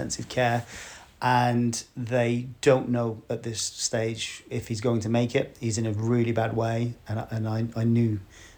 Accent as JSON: {"language": "English", "town": "West Bromwich", "region": "West Midlands", "country": "United Kingdom", "moved": "yes", "said": "I am from West Bromwich originally."}